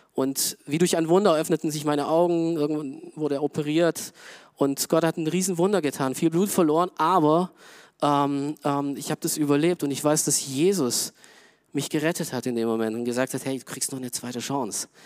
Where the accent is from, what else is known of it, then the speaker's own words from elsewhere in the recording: Augsburg, Bavaria, Germany; moved away; Augsburg, wo ich herkomme